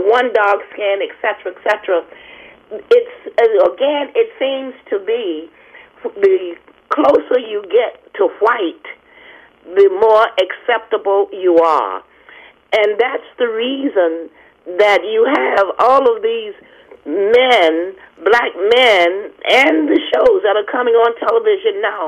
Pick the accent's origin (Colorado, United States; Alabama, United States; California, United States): Alabama, United States; moved away; also born or lived in Maryland; I'm from Alabama